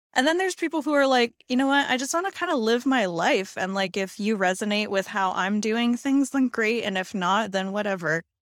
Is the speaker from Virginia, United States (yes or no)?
no; Hawaii, United States; when I was growing up, 'cause I'm from Hawaii